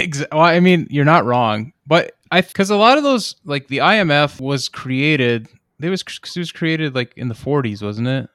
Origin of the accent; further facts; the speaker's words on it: United States; as an American